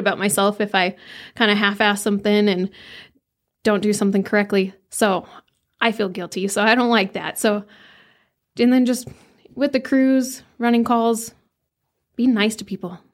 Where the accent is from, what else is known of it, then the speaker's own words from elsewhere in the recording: Flagstaff, Arizona, United States; also born or lived in Camp Verde, Arizona; I grew up in Flagstaff, Camp Verde area. I just kinda switched between the two.